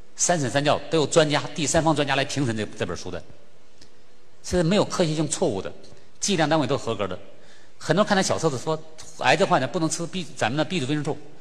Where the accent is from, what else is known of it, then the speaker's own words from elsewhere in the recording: Sichuan, China; 咱们四川人应该对我更了解